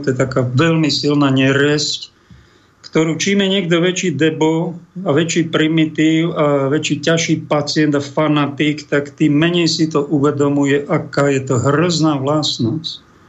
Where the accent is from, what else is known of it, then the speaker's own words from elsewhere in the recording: Slovakia; v celom národe cítime, my sme Slováci